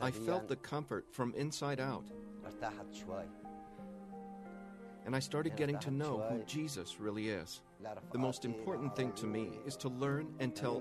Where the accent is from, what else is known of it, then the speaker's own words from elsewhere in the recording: Afrin, Aleppo Governorate, Syria; moved away as an adult; now in Lebanon; I'm from Syria, from a village called Sanara in Afrin.